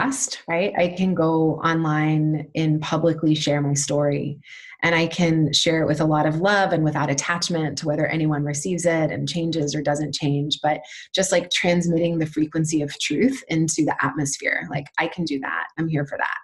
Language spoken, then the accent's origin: English; Alabama, United States; moved away as an adult; I've just settled about 4 months ago in my hometown in Alabama